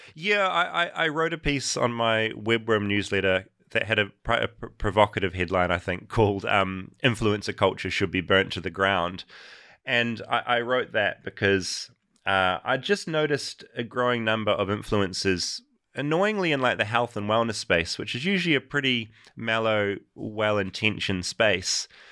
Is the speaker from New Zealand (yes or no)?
yes; New Zealand; as a New Zealander